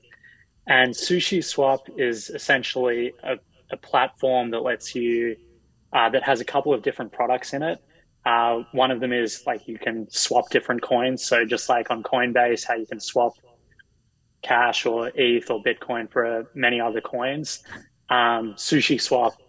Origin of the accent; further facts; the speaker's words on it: Australia; now in United States; as an Australian who's, you know, living in the US